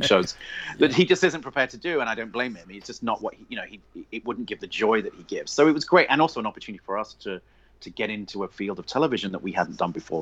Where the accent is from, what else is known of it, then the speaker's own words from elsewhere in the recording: England, United Kingdom; moved away as an adult; also born or lived in London / Northern Ireland / Essex; now in United States; Obviously, I'm English. I grew up in England.